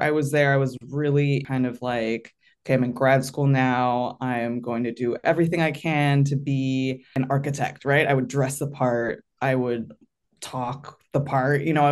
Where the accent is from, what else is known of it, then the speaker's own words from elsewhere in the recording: San Francisco Bay Area, California, United States; I grew up in the San Francisco Bay Area